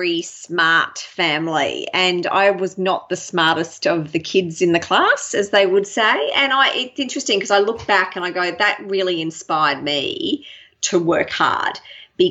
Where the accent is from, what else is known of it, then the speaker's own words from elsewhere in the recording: Brisbane, Queensland, Australia; moved away as an adult; also born or lived in Sydney, Australia; now in Melbourne, Australia; I really enjoyed growing up in Brisbane